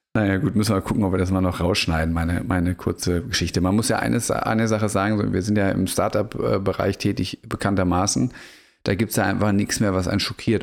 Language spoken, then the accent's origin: German; Germany; moved away as an adult; now in Portugal; als gebürtiger Bundesrepublikaner